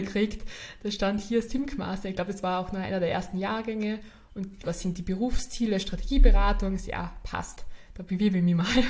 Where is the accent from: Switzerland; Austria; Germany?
Austria; Carinthia; moved away as an adult; also born or lived in Vienna; ich bin ja in, in Kärnten aufgewachsen, bin dann da in die Schule gegangen